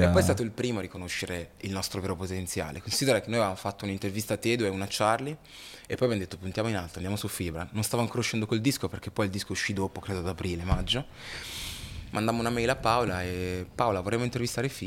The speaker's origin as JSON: {"language": "Italian", "town": "Busto Arsizio", "region": "Lombardy", "country": "Italy", "tie": "born or raised there", "said": "Io sono nato in Italia e non sono cittadino"}